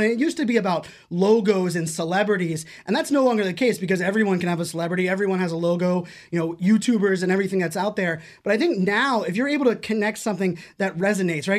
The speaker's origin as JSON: {"language": "English", "town": "Pittsburgh", "region": "Pennsylvania", "country": "United States", "tie": "born or raised there", "said": "I grew up in Pittsburgh, Pennsylvania"}